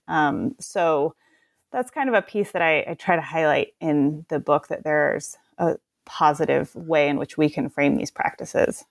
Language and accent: English; Portland, Oregon, United States; also born or lived in Detroit, Michigan; I'm from the Portland area